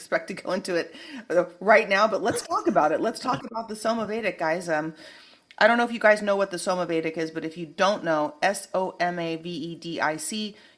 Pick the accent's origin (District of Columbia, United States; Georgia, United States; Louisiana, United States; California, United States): California, United States; Santa Cruz; now in Los Angeles, United States; I'm from Santa Cruz too